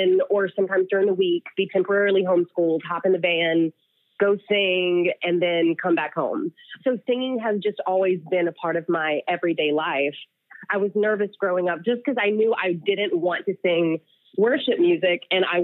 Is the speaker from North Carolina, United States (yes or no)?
yes; North Carolina, United States; I grew up in North Carolina, but like in the boonies of North Carolina